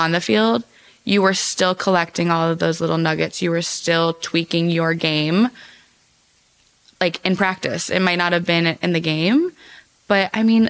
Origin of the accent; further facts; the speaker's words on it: Cleveland, Ohio, United States; I'm from Ohio